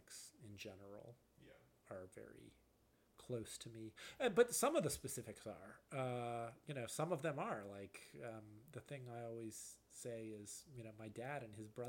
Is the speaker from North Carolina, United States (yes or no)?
yes; Charlotte, North Carolina, United States; now in Chicago, United States; my parents, you know, were conservative when I was growing up, like a lot of you know, parents in Charlotte, North Carolina in the 1980s